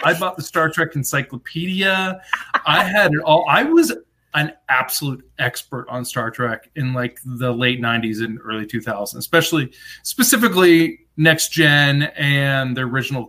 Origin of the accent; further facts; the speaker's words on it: Atlanta, Georgia, United States; also born or lived in Lawrenceburg; I grew up in Atlanta for the most part. We moved to this small town in Tennessee called Lawrenceburg. Very small rural town.